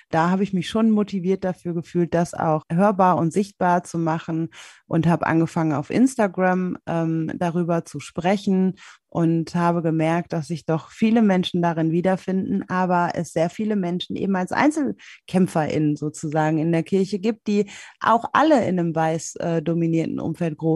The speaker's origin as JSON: {"language": "German", "country": "Germany", "tie": "born there", "first_language": "German", "said": "Ich komme aber aus Deutschland. Ich bin in Deutschland geboren, ich fühle mich deutsch, meine einzige Muttersprache ist Deutsch"}